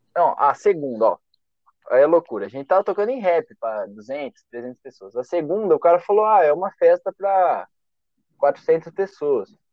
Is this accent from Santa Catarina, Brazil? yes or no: no; São Carlos, São Paulo, Brazil; Eu sou de São Carlos mesmo